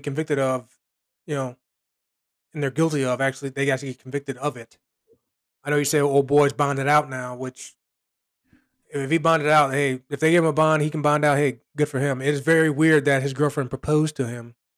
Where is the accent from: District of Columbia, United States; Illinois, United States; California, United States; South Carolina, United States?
Illinois, United States; Chicago; my hometown, Chicago